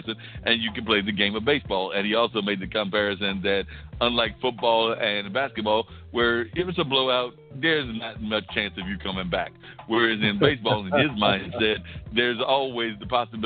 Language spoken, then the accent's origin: English; Warrenton, North Carolina, United States; I remember growing up in Warrenton, North Carolina